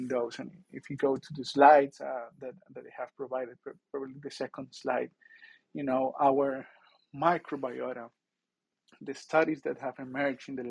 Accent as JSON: {"language": "English", "area": "near Bogota", "region": "Bogotá Capital District", "country": "Colombia", "tie": "born or raised there", "moved": "yes", "said": "I grew up near Bogota in a farm."}